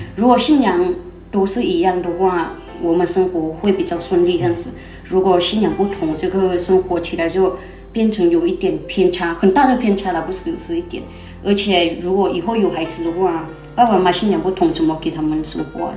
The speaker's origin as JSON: {"language": "Chinese", "region": "Chiang Rai", "country": "Thailand", "said": "我是泰国的学生，那在泰国，清莱这边，啊，部落的人"}